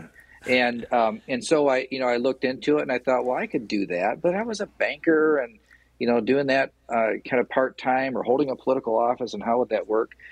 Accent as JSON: {"language": "English", "town": "Portland", "region": "Michigan", "country": "United States", "said": "I'm from Portland. Like I know everybody in Portland"}